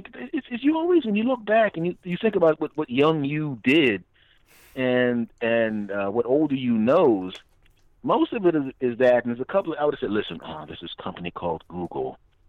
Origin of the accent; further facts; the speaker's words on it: Philadelphia, Pennsylvania, United States; moved away; I'm from here, so you know, from here in Philadelphia. I'm actually not in Philadelphia now